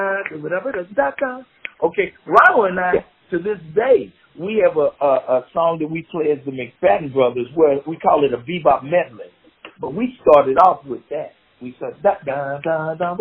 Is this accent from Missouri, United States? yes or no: yes; Kansas City, Missouri, United States; I grew up in the 60s in the inner city in Kansas City. I grew up on 29th and Euclid. I went to Lincoln High School